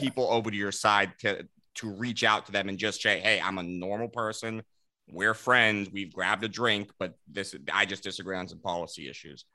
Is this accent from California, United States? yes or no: yes; Los Angeles, California, United States; moved away as an adult; also born or lived in Texas; I'm from California originally, Los Angeles